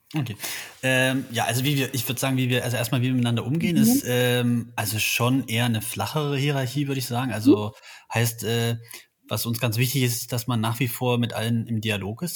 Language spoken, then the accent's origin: German; Halle, Saxony-Anhalt, Germany; also born or lived in Berlin; now in Leipzig, Germany; bin gebürtig aus Halle